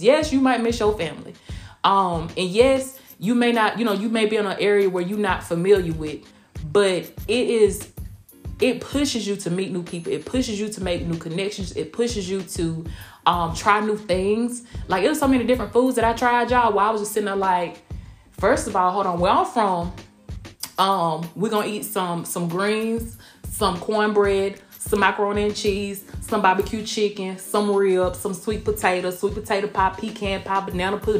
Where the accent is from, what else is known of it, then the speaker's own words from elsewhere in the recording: Blakely, Georgia, United States; moved away as an adult; also born or lived in Kansas; now in Tampa, United States; I'm from a small town. First off, I'm from Blakely, Georgia.